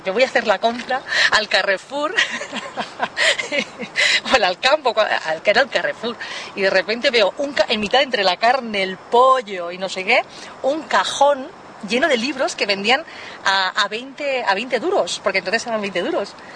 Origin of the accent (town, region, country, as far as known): Spain